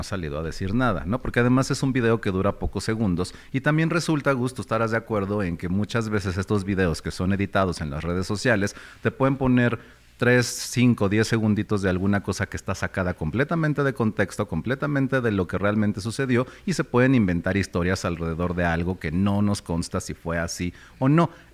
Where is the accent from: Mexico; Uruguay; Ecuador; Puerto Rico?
Mexico; como mexicano